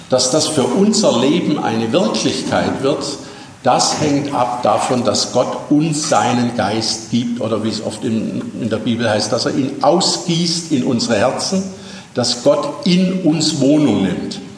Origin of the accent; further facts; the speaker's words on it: Baden-Württemberg, Germany; Als Schwabe weiß ich, welchen Grund es gibt.